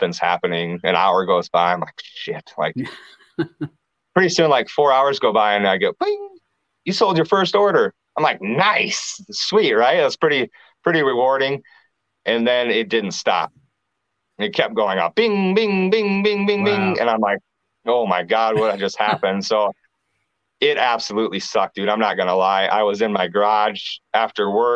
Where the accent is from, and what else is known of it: Clear Lake, Iowa, United States; born or raised there; also born or lived in Cedar Rapids, Iowa